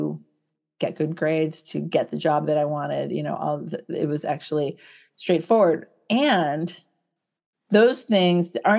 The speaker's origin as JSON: {"language": "English", "area": "Silicon Valley", "region": "California", "country": "United States", "tie": "born or raised there", "said": "I grew up here in Silicon Valley, California."}